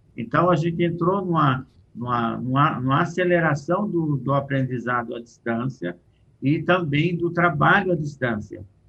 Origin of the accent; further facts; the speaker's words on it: Brazil; Eu, como brasileiro